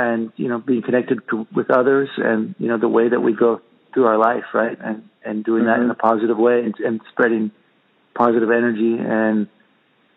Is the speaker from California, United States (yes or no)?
yes; Santa Cruz, California, United States; moved away as an adult; now in Spain; growing up in Santa Cruz in the ocean all the time